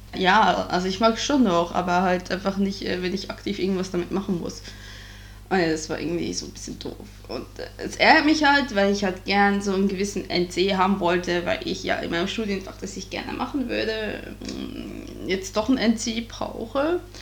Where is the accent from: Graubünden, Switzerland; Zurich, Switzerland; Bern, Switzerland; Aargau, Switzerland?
Bern, Switzerland; now in Germany; meinen alten Heimatkanton rausgesucht und das ist der Kanton Bern